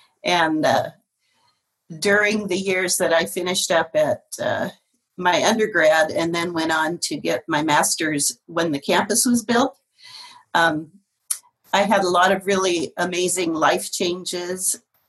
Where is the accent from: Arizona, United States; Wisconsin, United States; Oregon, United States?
Oregon, United States; Portland; moved away as an adult; also born or lived in Cheyenne, Wyoming / Denver, Colorado / Santa Maria, California / Des Moines, Washington; now in East Pierce County, United States; I am from Portland originally, and I lived there through my high school years, so born and raised.